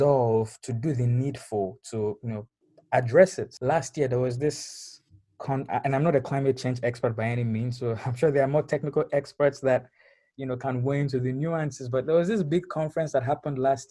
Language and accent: English; Lagos, Nigeria; moved away; growing up in Lagos